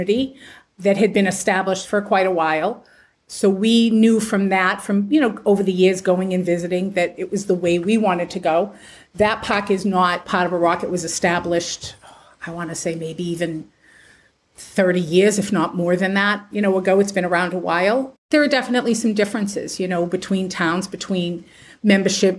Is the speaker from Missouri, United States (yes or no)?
no; Massachusetts, United States; moved away as an adult; also born or lived in Pennsylvania; back in 2015, my husband and I moved back to Massachusetts from Pennsylvania. I'm originally from here